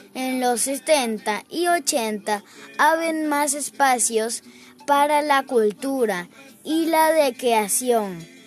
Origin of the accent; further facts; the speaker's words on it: Caracas, Capital District, Venezuela; Soy un caraqueño que quiero mostrarles las cosas buenas de mi ciudad.